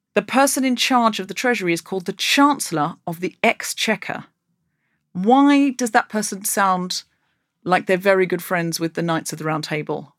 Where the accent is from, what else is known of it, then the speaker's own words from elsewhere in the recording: Australia; now in United Kingdom; I come from Australia